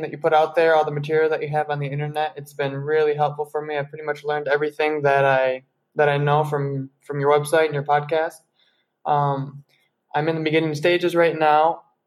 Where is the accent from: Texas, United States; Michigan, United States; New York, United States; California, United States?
Michigan, United States; Grand Rapids; now in Colombia; I'm from Grand Rapids, Michigan